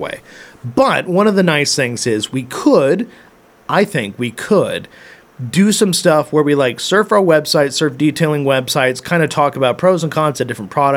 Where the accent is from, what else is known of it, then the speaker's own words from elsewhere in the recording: Tacoma, Washington, United States; now in Idaho, United States; I'm actually from there